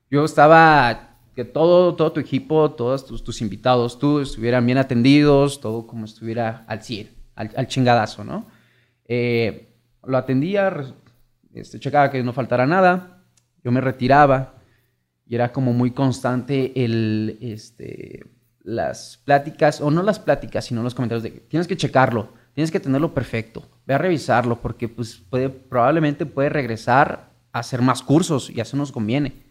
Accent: Morelia, Michoacán, Mexico; soy de aquí, originado de Morelia, Michoacán. Tengo 27, 28 años.

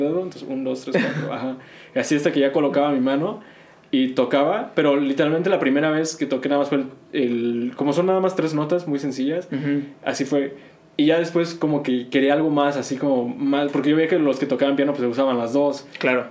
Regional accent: Querétaro, Mexico; Spanish is a second language; also born or lived in North Carolina, United States; now in Texas, United States; aquí ya llego en la primaria, como a tercero, tercero de primaria, y de ahí, pues te digo, la secundaria, pues ya hablaba el español bien

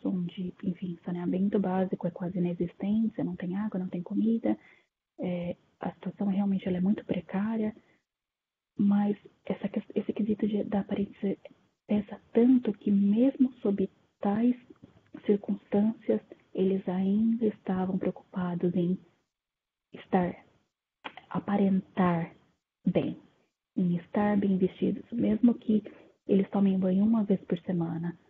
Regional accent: interior of São Paulo, Brazil; now in Japan; moro atualmente é no Japão, sou do interior de São Paulo. Tenho pai japonês e mãe italiana, mas nasci no Brasil

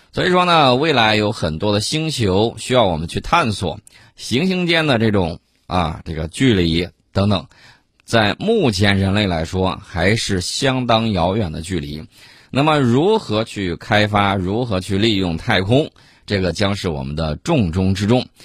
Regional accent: China; 因为我们都是中国人

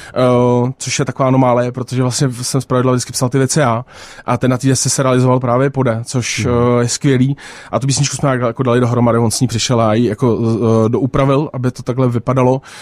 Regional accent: Prague, Czechia; Já jsem jako narozený na letní a, a s tím, že jako moje máma, eh, tam taky vyrostla.

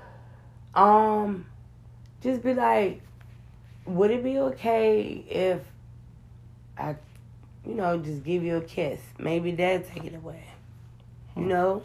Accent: United States; I'm American

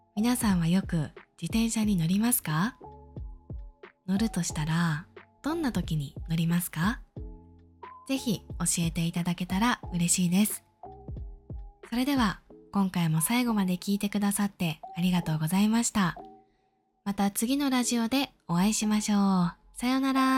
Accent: Tokyo, Japan; 私は小さい時からずっと東京に住んでいる

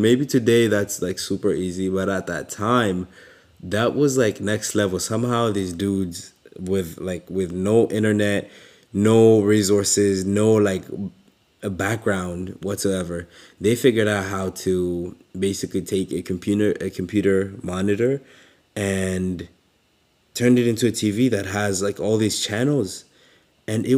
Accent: Kampala, Central Region, Uganda; moved away; I grew up in Uganda, in a little slum called Katwe

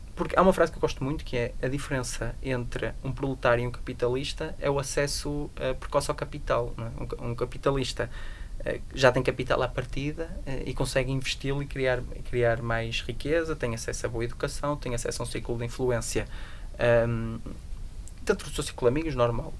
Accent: Portugal; Eu nasci, num, nasci em Portugal

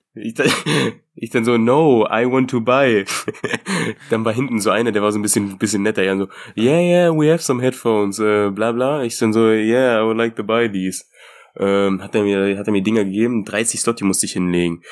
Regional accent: Germany; bei uns in Deutschland hier

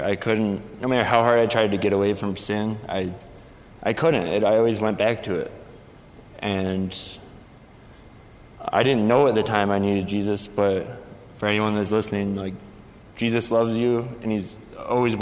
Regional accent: Rochester, New York, United States; I grew up in Rochester, New York

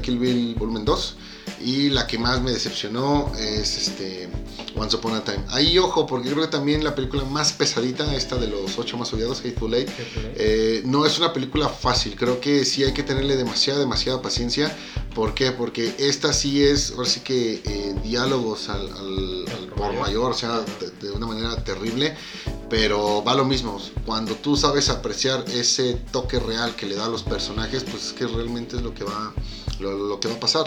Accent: Mexico; como mexicano

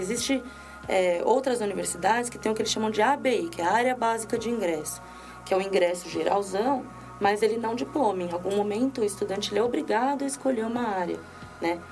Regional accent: Brazil; sou brasileira

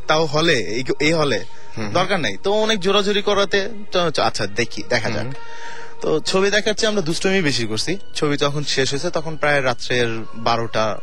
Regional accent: Mirpur, Dhaka Division, Bangladesh; আমি মিরপুর থেকে এসেছি

